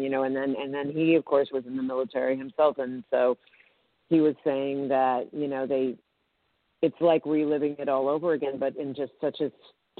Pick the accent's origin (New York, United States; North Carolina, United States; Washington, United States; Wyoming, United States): New York, United States; New York City; also born or lived in Westchester; I was born in New York City, and I was raised largely in Manhattan and also in the outer borough of Westchester.